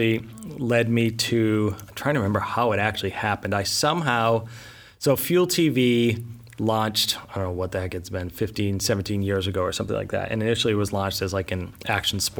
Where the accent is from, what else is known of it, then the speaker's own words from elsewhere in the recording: New England, United States; moved away as an adult; also born or lived in Boston; now in Los Angeles, United States; I grew up in New England, went to school in Boston at Emerson College